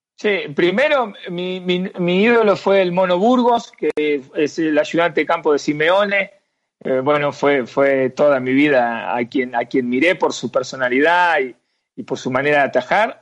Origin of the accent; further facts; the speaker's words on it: Argentina; moved away as an adult; also born or lived in Mexico / Paraguay / Chile; voy para Argentina y, y, voy para mi pueblo, para mi ciudad